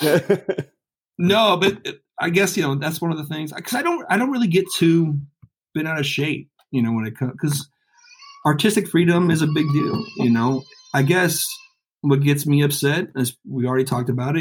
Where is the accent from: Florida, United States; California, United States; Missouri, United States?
California, United States; the Bay Area; growing up in the Bay